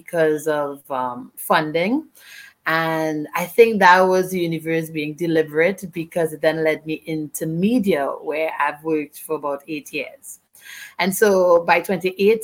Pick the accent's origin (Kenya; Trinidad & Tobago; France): Trinidad & Tobago; from Trinidad and Tobago